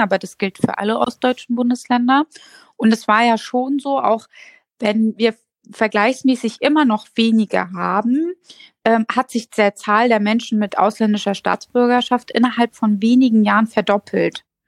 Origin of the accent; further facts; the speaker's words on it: Mecklenburg-Vorpommern, Germany; als Kind in Mecklenburg-Vorpommern anzukommen